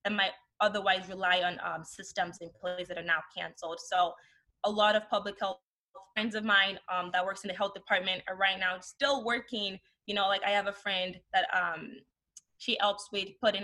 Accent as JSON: {"language": "English", "country": "Nigeria", "tie": "born or raised there", "also_born_or_lived": "Canada", "moved": "yes", "said": "growing up in Nigeria"}